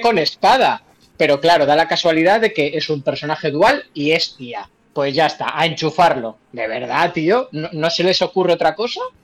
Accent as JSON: {"language": "Spanish", "country": "Spain"}